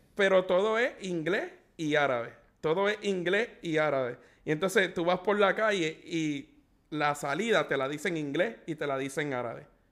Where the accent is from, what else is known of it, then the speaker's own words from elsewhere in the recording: Puerto Rico; moved away as an adult; En los 10 años que llevo desde que me mudé de Puerto Rico